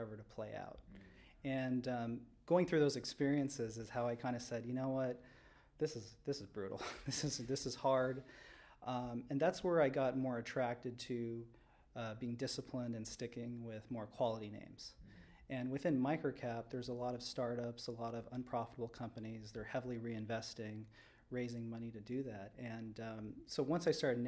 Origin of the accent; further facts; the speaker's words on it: Southern California, United States; moved away as an adult; now in Chicago, United States; I grew up out here in Southern California